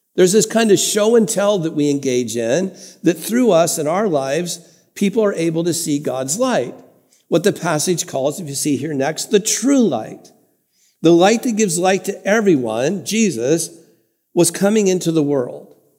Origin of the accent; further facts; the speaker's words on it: Santa Ana, California, United States; I grew up in First United Methodist Church in Santa Ana, California